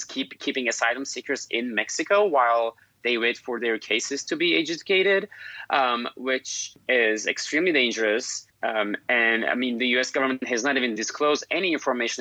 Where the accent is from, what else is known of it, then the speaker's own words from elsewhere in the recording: Turkey; moved away as an adult; now in United States; I'm originally from Turkey and an immigrant myself.